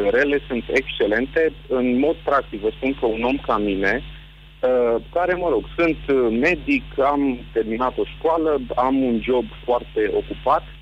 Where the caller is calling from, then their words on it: Romania; bună ziua, vă sunt din Ashford, Marea Britanie.